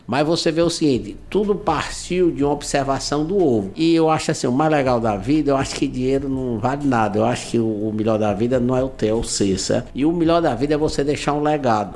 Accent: Guaramiranga, Ceará, Brazil; also born or lived in Fortaleza; eu sou de Guaramiranga, né? Eu nasci em Guaramiranga, viemos morar em Fortaleza

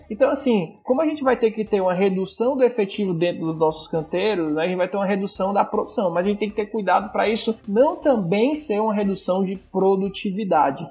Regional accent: Ceará, Brazil; A gente fala, não, do Ceará

